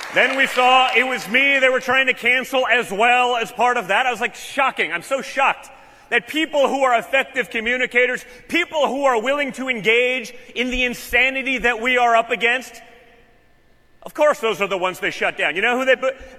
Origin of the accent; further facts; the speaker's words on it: California, United States; also born or lived in Washington, D.C. / Rhode Island / Arkansas; now in Florida, United States; I grew up in California